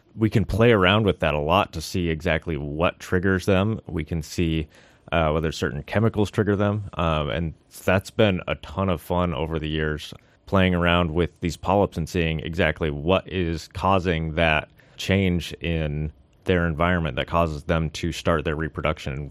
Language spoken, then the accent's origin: English; Seattle, Washington, United States; moved away as an adult; also born or lived in Puget Sound; now in Sitka, United States; I'm originally from Washington, uh, the Seattle area